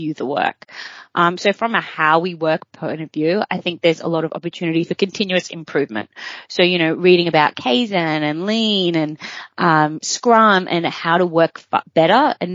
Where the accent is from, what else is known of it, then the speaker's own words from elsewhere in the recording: Australia; moved away as an adult; also born or lived in New York; As an Aussie living overseas